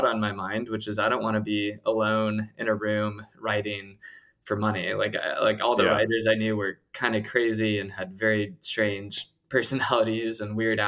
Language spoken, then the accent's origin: English; Plano, Texas, United States; I grew up in Texas, went to public school there